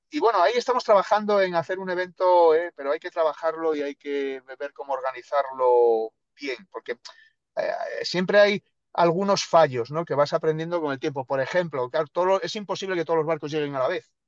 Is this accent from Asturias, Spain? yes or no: no; El Bierzo, Castile and León, Spain; moved away; also born or lived in Andalusia; yo soy del norte, yo soy del mm. Bierzo